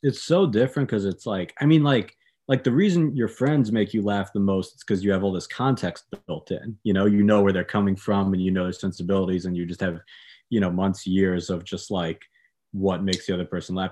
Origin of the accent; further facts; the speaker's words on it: New York, United States; I'm from New York